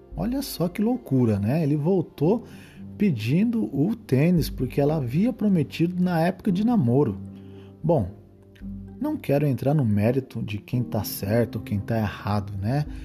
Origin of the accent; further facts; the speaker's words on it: Osvaldo Cruz, São Paulo, Brazil; minha cidade natal, a cidade de Oswaldo Cruz, interior de São Paulo